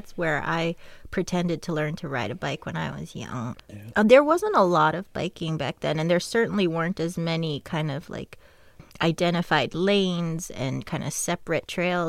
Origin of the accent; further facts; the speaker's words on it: Boston, Massachusetts, United States; I grew up in Alston, Brighton, off Comm Ave. I was born in Brigham and Women's Hospital, so I literally have lived here my entire 32 years. I went to Boston Latin School.